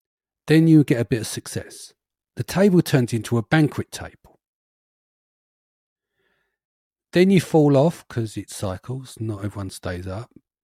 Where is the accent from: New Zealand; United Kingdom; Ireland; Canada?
United Kingdom; London; We're from East London. No one's had a pot to piss in and a window to throw it out of.